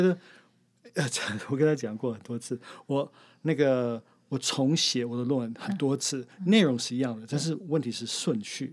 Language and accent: Chinese; Arizona, United States; Chinese is a second language; moved away; 我是来自美国的亚利桑那州